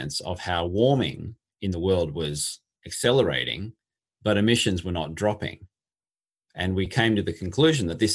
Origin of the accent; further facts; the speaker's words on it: Australia; moved away as an adult; now in London, United Kingdom; I am indeed an Australian and spent most of my professional life in Australia